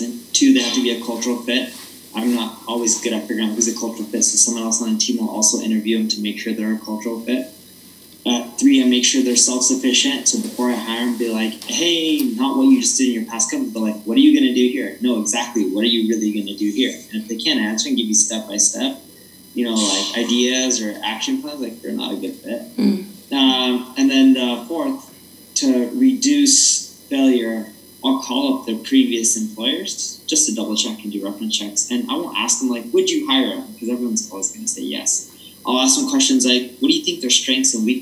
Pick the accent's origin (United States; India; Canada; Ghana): United States; Orange County, California; I grew up in Orange County.